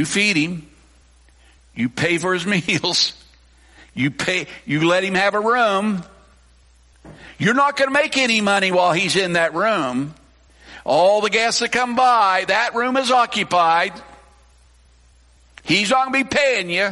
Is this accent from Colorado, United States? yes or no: yes; Colorado, United States; now in Newton County, Missouri, United States; I grew up, I say out west, I grew up in Colorado, I grew up in cowboy country